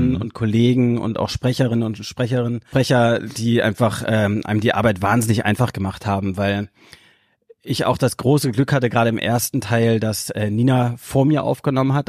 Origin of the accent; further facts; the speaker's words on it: Hamburg, Germany; ich bin hier aufgewachsen in Hamburg